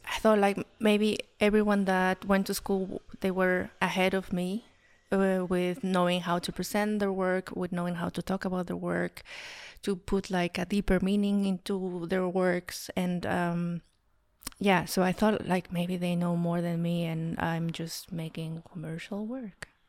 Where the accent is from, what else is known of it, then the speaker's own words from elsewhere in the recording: Mexico City, Mexico; moved away as an adult; now in Berlin, Germany; I was raised in Mexico City